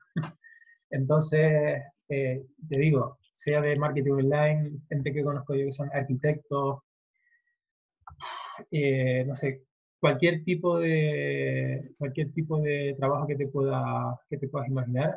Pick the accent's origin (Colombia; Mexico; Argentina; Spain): Spain; Tenerife, Canary Islands; soy de Tenerife